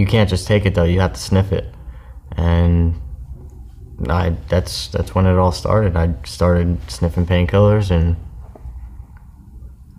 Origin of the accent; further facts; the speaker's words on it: Newburgh, New York, United States; moved away; also born or lived in Florida; I was born in Newburgh, New York.